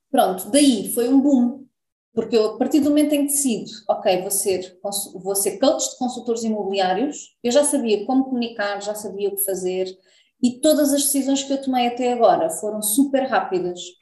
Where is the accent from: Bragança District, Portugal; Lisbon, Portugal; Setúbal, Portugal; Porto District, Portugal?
Lisbon, Portugal; moved away as an adult; now in Algarve, Portugal; Eu nasci em Lisboa, depois vim para o Algarve